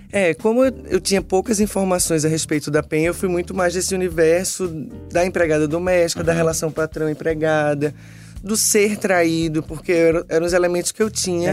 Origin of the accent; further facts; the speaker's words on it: Recife, Pernambuco, Brazil; eu sou de Recife e a vida inteira eu tive empregadas domésticas que trabalharam lá na minha casa